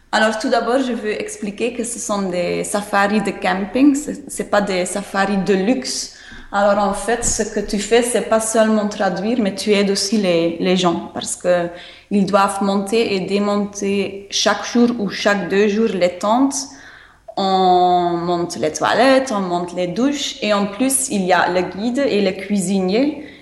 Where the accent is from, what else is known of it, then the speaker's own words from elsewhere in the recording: Flanders, Belgium; French is a second language; moved away; je suis flamande.